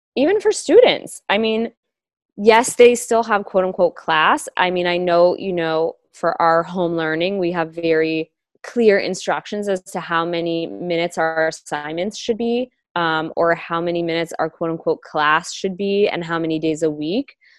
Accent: Los Angeles, California, United States; I was born and raised in Los Angeles

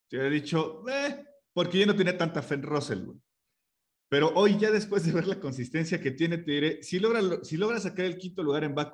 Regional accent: Mexico

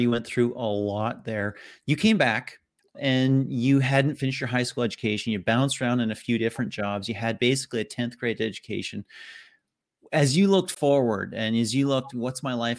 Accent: Canada; Now, I'm Canadian. I'm in Vancouver, Canada right now.

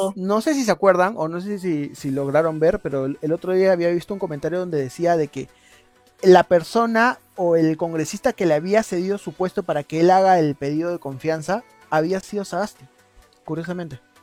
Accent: Peru; nosotros como peruanos

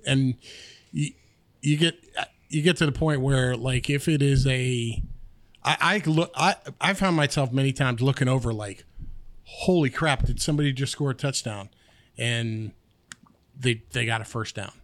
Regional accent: Pennsylvania, United States; also born or lived in New York; I was born in New York, but I, I moved to northern, uh, northwestern Pennsylvania when I was young, probably, like, ten years old

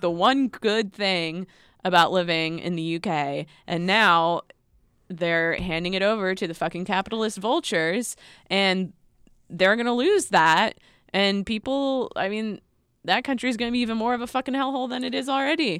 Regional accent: United States; as an American

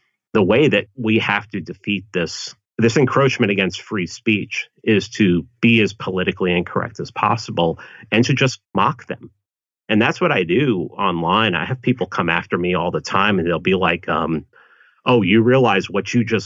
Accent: New York City, New York, United States; growing up in the Bronx

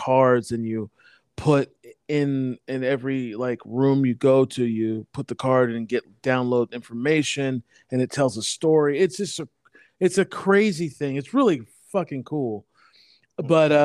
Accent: Portland, Oregon, United States; I'm actually from Portland

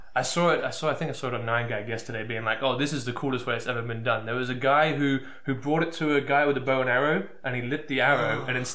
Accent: England, United Kingdom; as an English person

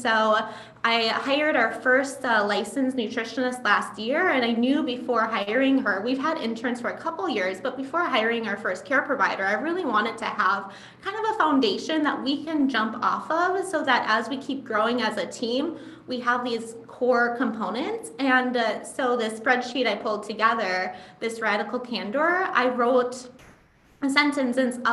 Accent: Midwest, United States; I grew up in the Midwest where we have kind of this culture of being overly nice

